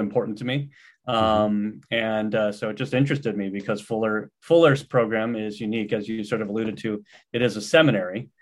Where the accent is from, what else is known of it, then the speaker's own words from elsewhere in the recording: Los Angeles, California, United States; also born or lived in East Coast; I grew up here in the Los Angeles area and was just returning home